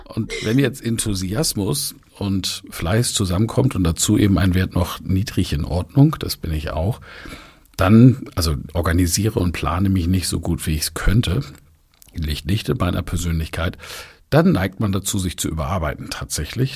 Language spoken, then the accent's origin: German; near Kiel, Baltic Sea, Schleswig-Holstein, Germany; an der Ostsee, wo ich groß geworden bin, bei Kiel